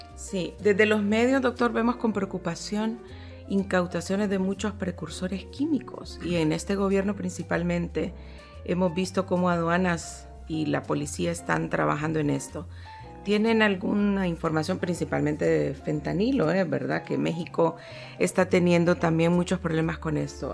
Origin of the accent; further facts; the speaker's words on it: Honduras; como hondureños